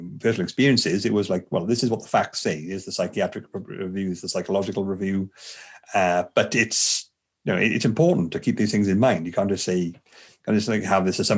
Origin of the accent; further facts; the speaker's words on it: Bridgend, Wales, United Kingdom; I'm from Bridgend, the South Wales area